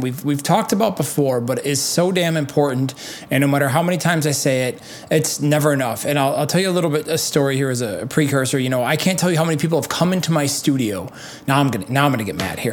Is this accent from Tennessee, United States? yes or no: no; Milwaukee, Wisconsin, United States; I'm from Milwaukee